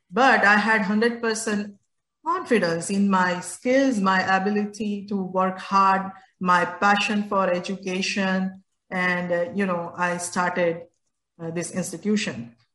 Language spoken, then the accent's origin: English; India; I was born and raised in India